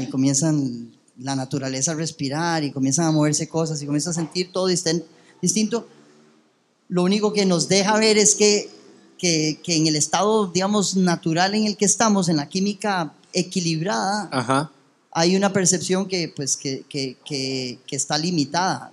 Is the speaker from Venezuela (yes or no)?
no; Costa Rica; also born or lived in United States; yo nací en Estados Unidos, bueno, eso ya lo había contado, pero cuando llegué a Costa Rica